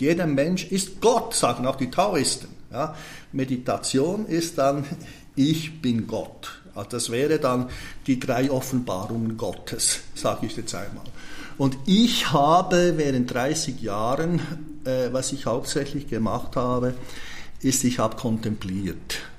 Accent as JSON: {"language": "German", "country": "Switzerland", "tie": "born or raised there", "said": "da wo ich aufgewachsen bin, hat mich meine Mutter immer zum Bäcker rüber geschickt"}